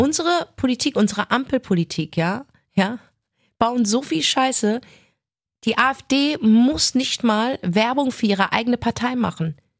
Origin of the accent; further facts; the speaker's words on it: Germany; ich bin deutsch.